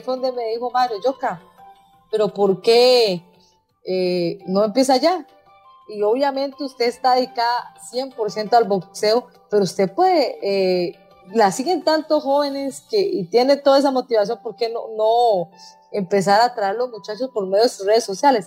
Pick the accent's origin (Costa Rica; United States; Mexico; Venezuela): Costa Rica; hay que unirnos como ticos, como ticos